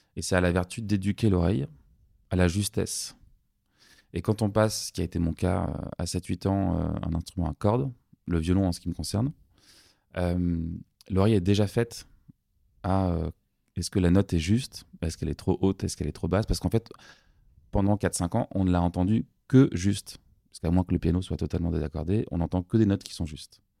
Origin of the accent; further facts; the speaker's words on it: Paris, Île-de-France, France; J'ai eu une enfance très heureuse, parisienne